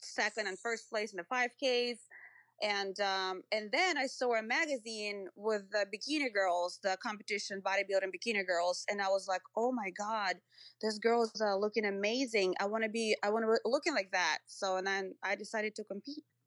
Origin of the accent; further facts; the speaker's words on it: Moscow, Russia; moved away as an adult; now in United States; I grew up in Russia, in Moscow, um, and I came to the U S, um, when I was nineteen